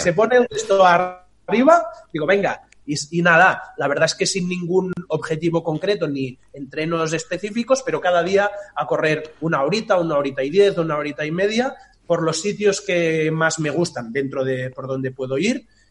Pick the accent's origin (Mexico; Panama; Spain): Spain; Tordera, Catalonia; moved away as an adult; now in Barcelona, Spain; Yo vivía en un pueblo eh, que es donde nací, en Tordera, que está eso, a 70, 75 kilómetros